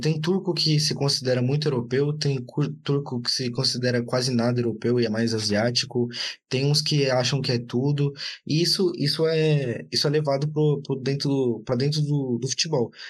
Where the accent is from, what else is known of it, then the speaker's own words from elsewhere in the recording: Brazil; eu sou brasileiro